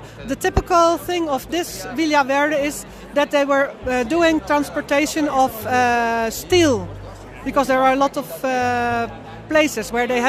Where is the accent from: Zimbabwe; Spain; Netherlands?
Netherlands; I'm from Holland.